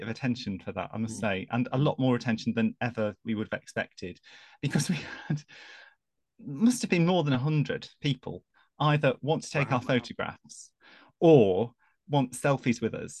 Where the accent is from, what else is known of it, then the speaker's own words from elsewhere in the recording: England, United Kingdom; And she said, "God, I love your accent. It's so English." And I thought, "But I am English.